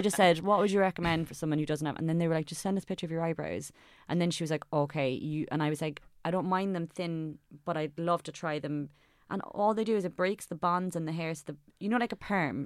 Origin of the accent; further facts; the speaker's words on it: Cork, Munster, Ireland; I'm from Cork